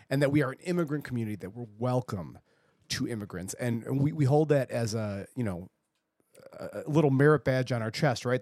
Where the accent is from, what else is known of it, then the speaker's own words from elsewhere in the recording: Buffalo, New York, United States; I may sound like I'm from South Buffalo, and I am from South Buffalo